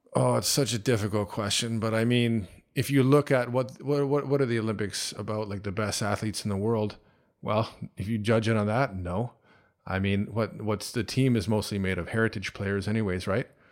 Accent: Canada; moved away as an adult; also born or lived in Toronto; now in China; growing up in Canada

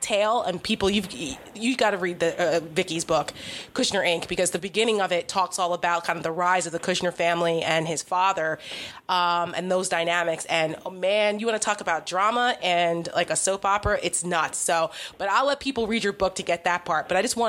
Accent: New Jersey, United States; a certain governor of my home state, New Jersey, put him there

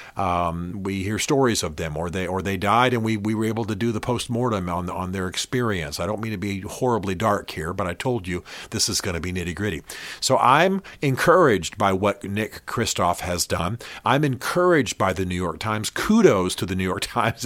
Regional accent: Berlin, Germany; I grew up in Berlin, Germany.

